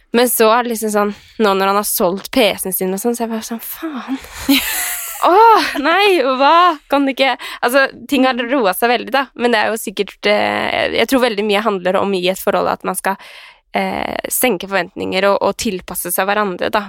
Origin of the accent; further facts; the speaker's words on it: Skien, Telemark, Norway; now in Oslo, Norway; jeg var hjemme i Skien